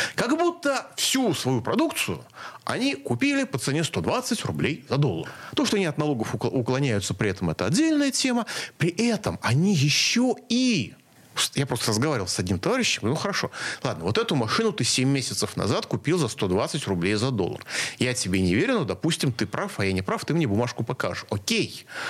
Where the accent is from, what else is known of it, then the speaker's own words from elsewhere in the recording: Moscow, Russia; как москвич